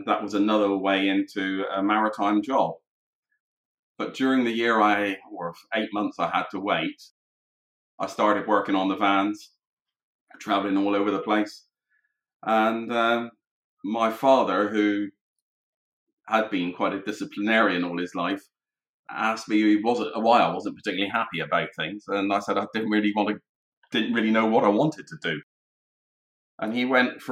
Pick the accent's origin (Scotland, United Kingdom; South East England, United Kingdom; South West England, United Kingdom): South West England, United Kingdom; Plymouth; I grew up in Plymouth, in Devon